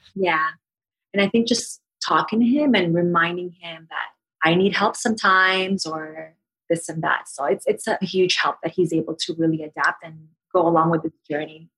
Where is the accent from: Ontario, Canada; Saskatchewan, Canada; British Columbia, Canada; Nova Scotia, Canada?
Ontario, Canada; Toronto; I am from Toronto